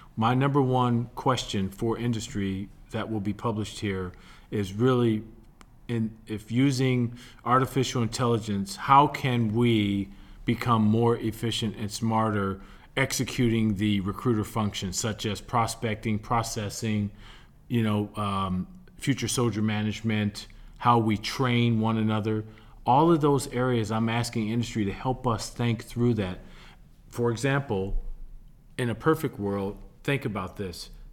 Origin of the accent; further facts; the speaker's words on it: Milwaukee, Wisconsin, United States; moved away; as a kid growing up in Milwaukee, Wisconsin